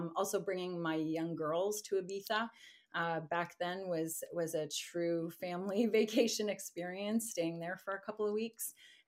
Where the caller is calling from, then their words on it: Mississauga, Ontario, Canada; Just outside of Toronto in Mississauga.